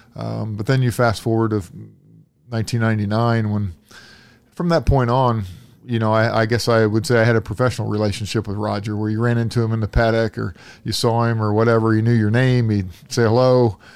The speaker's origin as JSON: {"language": "English", "town": "Indianapolis", "region": "Indiana", "country": "United States", "tie": "born or raised there", "said": "I grew up here in Indianapolis as a kid"}